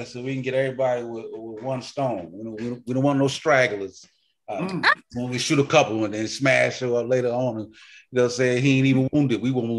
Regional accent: Charleston, South Carolina, United States; I'm from Charleston, South Carolina.

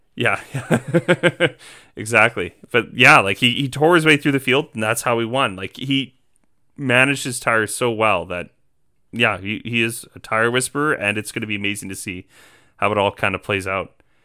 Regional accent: just outside of Edmonton, Alberta, Canada; moved away as an adult; now in Saskatoon, Canada; I was born and raised just outside of Edmonton

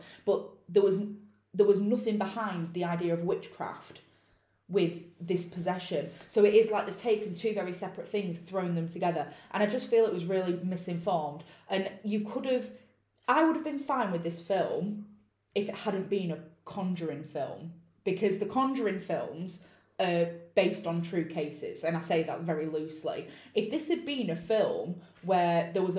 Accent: United Kingdom; I'm British and I pronounce it how I'd pronounce it

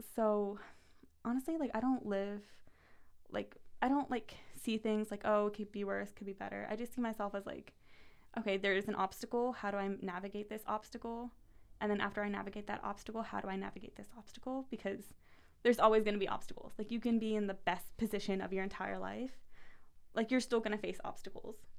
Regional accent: United States; also born or lived in Paris, France; I'm American

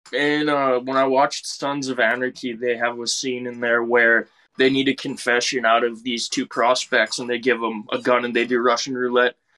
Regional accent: Canada; we're Canadian.

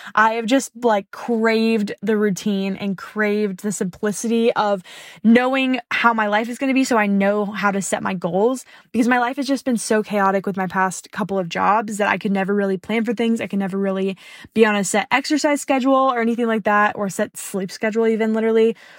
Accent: the South, United States; I'm from the South

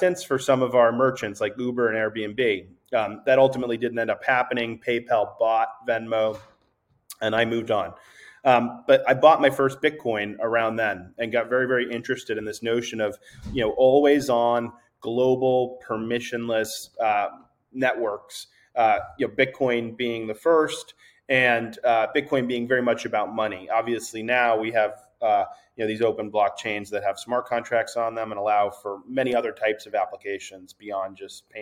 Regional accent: East Coast, United States; also born or lived in New York; I'm from the East Coast, and I moved to New York

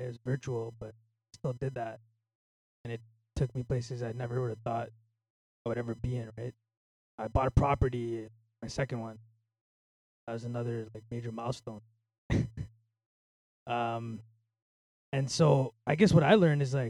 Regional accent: Mississauga, Ontario, Canada; now in Toronto, Canada; I'm from Mississauga, right? After moving out of Mississauga, I lost a lot of relationships.

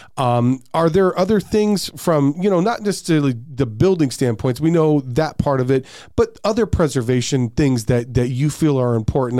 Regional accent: Peoria, Arizona, United States; I grew up in Peoria too

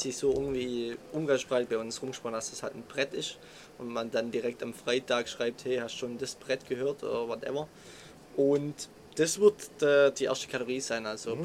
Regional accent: Swabia, Germany; accent: Swabian; wir kommen aus dem Schwabenländle

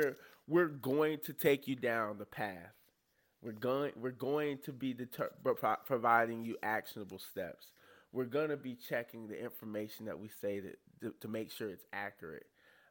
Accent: the South, United States; honestly, we're all three from the South.

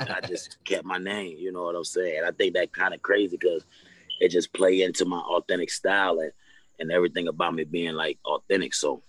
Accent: Fuquay-Varina, North Carolina, United States; now in Raleigh, United States; I'm from Carolina, Fuquay, Marina, North Carolina, to be exact. Small town, country town, right outside of Raleigh. You know what I'm saying? It's about like 15 minutes from Raleigh, so it ain't far. I actually live in Raleigh now.

